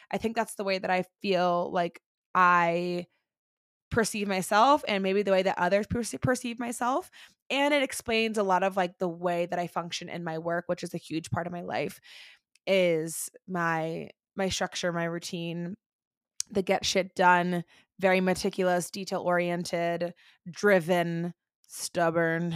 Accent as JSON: {"language": "English", "town": "Orlando", "region": "Florida", "country": "United States", "tie": "born or raised there", "moved": "yes", "lives_now": "Denver, United States", "said": "I am originally from Orlando, Florida. I currently live in Denver, Colorado, again, with my husband and my two baby boys, but we were born and raised in Orlando, Florida"}